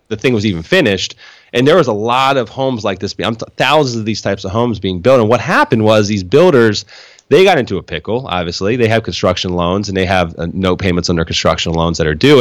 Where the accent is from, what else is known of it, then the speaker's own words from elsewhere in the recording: Harrisburg, Pennsylvania, United States; moved away as an adult; now in Florida, United States; I was born and raised in, yeah, Harrisburg